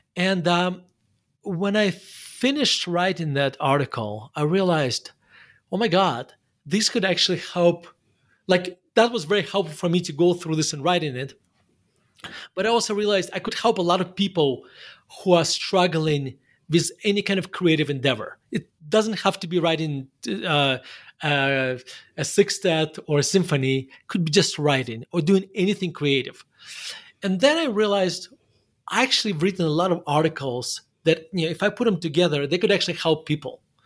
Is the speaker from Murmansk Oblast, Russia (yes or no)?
yes; Murmansk, Murmansk Oblast, Russia; English is a second language; moved away as an adult; now in United States; spent my, the first eighteen years of my life in Murmansk.